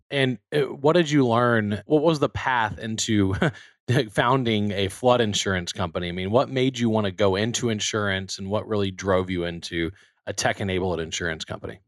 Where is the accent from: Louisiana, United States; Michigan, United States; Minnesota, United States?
Louisiana, United States; Baton Rouge; moved away as an adult; also born or lived in Texas; I grew up in Baton Rouge, Louisiana, about a mile from Alex Bach Stadium